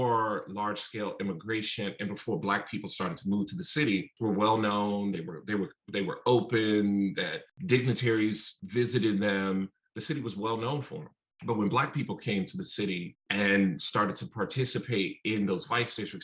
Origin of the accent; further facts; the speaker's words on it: Chicago, Illinois, United States; being from the South Side of Chicago really shaped my entire perspective for the first book, and really being born and raised there